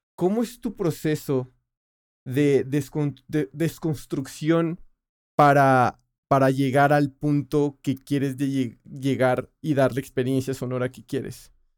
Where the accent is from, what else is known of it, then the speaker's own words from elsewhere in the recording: Colombia; moved away; yo soy colombiano